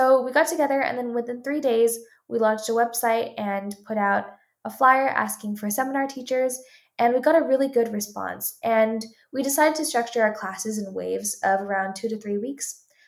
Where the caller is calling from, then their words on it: Palo Alto, California, United States; I'm calling from Palo Alto, California